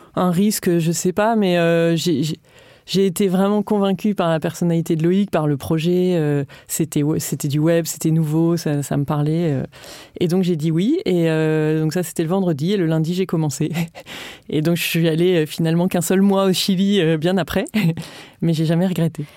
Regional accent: Lille, Hauts-de-France, France; je viens de Lille

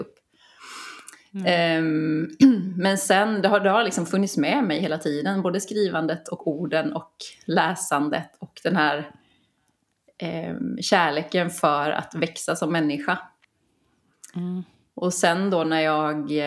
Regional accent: Kalmar County, Sweden; jag är uppvuxen på Öland brukar jag alltid säga för det har format mig så mycket

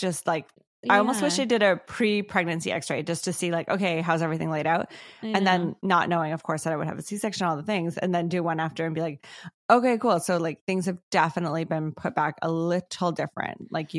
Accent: Ladner, British Columbia, Canada; Yeah, I'm from Ladner, not like Antarctica.

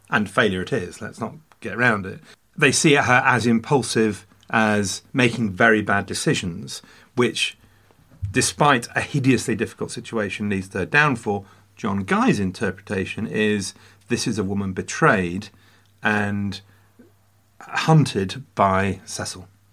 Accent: England, United Kingdom; as an Englishman

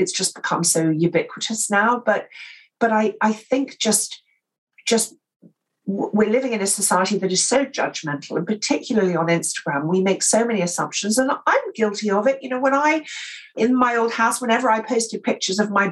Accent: England, United Kingdom; accent: received pronunciation; I'm English and I speak, you know, received pronunciation

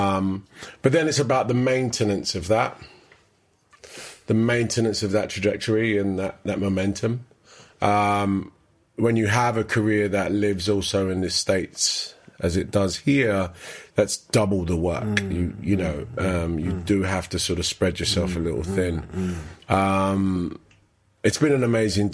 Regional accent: London, United Kingdom; also born or lived in Canning Town; growing up in Hackney

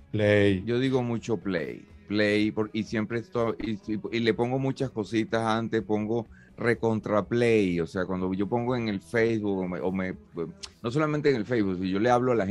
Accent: Venezuela; now in Spain; no termina de saber cómo, hablamos en Venezuela, pues me, confundían, claro, y, ojo, que ya tengo tres años aquí

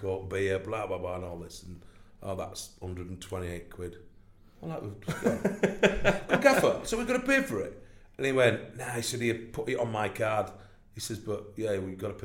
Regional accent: Barnsley, Yorkshire and the Humber, United Kingdom; I'm from Barnsley.

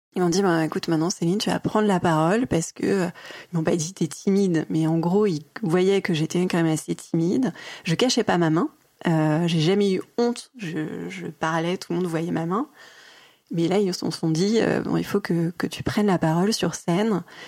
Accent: Mulhouse, Grand Est, France; now in Paris, France; je suis née à Mulhouse, en Alsace.

